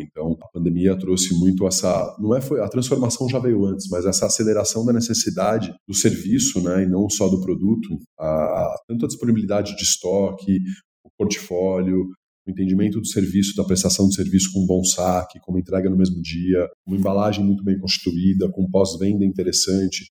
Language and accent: Portuguese; Brazil; eu como brasileiro